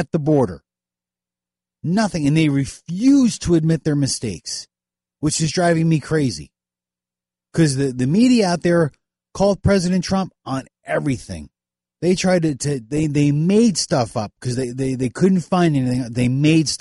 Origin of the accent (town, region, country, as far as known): United States